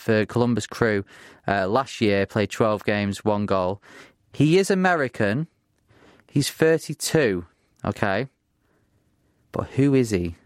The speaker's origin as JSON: {"language": "English", "town": "Bury", "region": "North West England", "country": "United Kingdom", "tie": "born or raised there", "said": "Bury, my hometown team"}